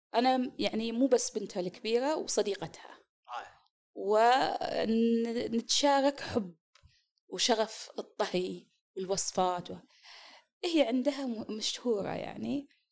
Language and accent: Arabic; Kuwait; moved away as an adult; now in Eastern Province, Saudi Arabia; انا والدتي من الكويت